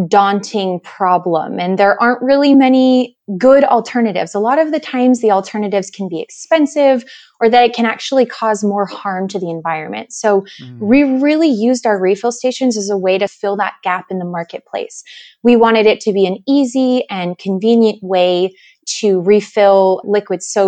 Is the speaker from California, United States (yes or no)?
yes; California, United States; moved away; I'm originally from California